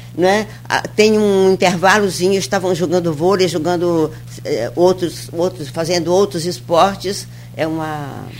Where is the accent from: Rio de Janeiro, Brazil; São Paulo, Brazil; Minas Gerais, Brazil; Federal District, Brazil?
Minas Gerais, Brazil; Mariana; now in Campos dos Goytacazes, Brazil; Eu sou de Minas, sou de mais município de Mariana